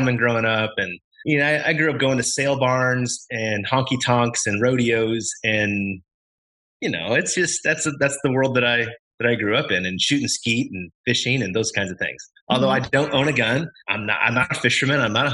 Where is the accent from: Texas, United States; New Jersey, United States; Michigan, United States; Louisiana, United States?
Texas, United States; Austin; also born or lived in Denver, Colorado; now in Waco, United States; Growing up in Texas, granted, I grew up in Austin